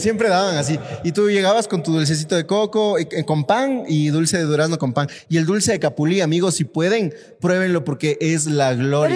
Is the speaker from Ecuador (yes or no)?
yes; Ecuador; como ecuatorianos